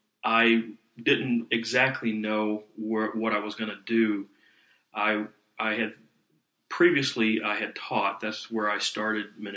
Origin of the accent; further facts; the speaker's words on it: South Carolina, United States; I was born in North Carolina, and I was reared in South Carolina.